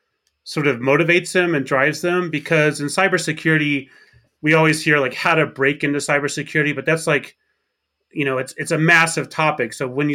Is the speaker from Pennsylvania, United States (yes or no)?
no; Arkansas, United States; I grew up in Arkansas. That's where I graduated high school.